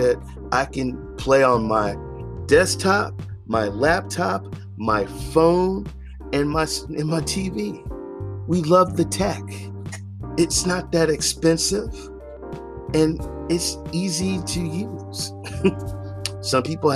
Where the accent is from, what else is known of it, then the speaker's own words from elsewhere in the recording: the South, United States; moved away; I'm from the South